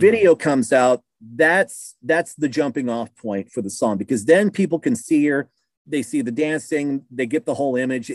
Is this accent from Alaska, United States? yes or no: no; Keokuk, Iowa, United States; moved away as an adult; now in Southern Illinois, United States; Keokuk, Iowa, little town, southeast Iowa